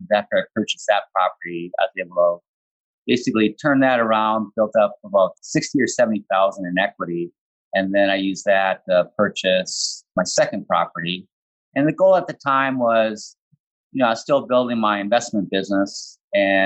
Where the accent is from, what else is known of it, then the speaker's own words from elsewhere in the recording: Midwest, United States; also born or lived in San Francisco; I was actually born and raised in my hometown here where I'm living right now